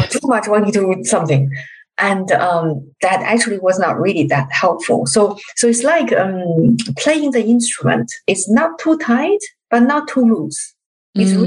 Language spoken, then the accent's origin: English; China; I'm from China